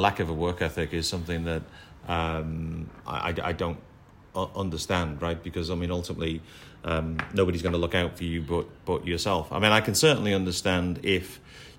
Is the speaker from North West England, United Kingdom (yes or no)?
yes; Liverpool, North West England, United Kingdom; moved away as an adult; now in Singapore; when you're a Liverpool lad working for a Liverpool company